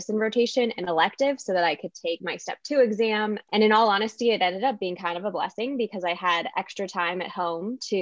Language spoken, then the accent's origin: English; Southern California, United States; moved away as an adult; now in Illinois, United States; I'm from Southern California and came out here to Illinois for medical school